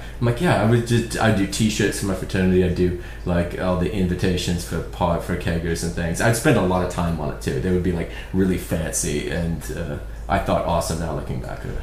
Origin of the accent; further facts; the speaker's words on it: Belfast, Northern Ireland, United Kingdom; now in Portland, United States; where I grew up, I'm from Belfast originally